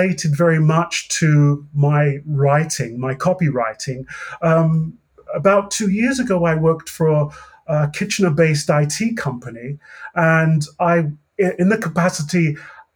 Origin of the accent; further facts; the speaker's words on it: England, United Kingdom; accent: British; now in Canada; I'm originally from England. However, I've lived in Canada for a good 3 or 4 decades now